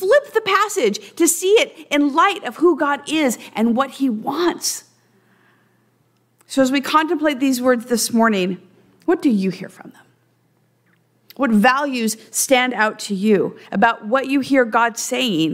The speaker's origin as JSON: {"language": "English", "area": "Central Valley", "region": "California", "country": "United States", "said": "I'm from the Central Valley."}